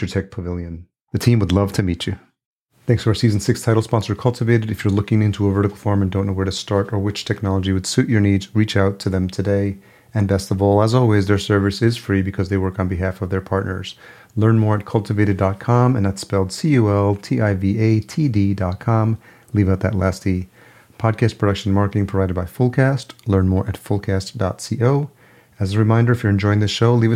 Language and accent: English; New York, United States; I grew up in New York.